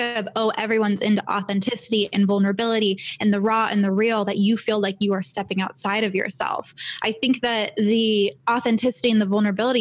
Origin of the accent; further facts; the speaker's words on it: Los Angeles, California, United States; also born or lived in San Diego; I was born and raised in LA. I was born in Santa Monica, grew up here.